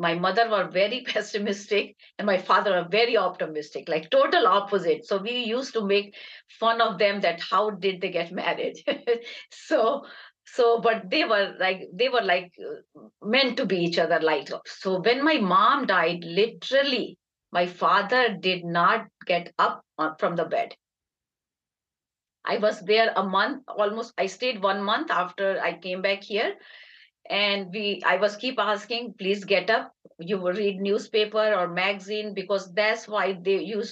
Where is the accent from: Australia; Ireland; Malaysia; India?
India; Agra, Uttar Pradesh; moved away; We are from Dialbagh, India, which is in Agra. And my parents were from there. My grandparents were from there.